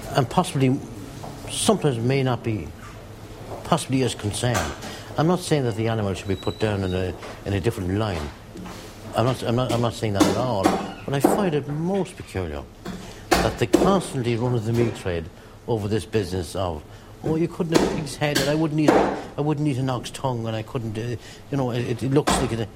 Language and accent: English; Drogheda, Leinster, Ireland; I was born and raised in Drogheda. All my family are in, in, in the town.